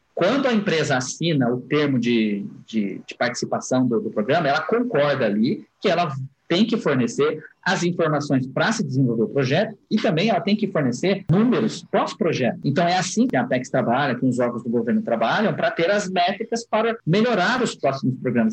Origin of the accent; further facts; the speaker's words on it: Brazil; como brasileiro